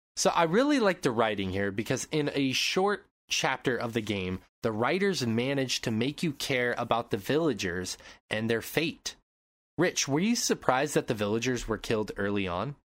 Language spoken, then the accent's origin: English; Montana, United States; moved away; growing up in Montana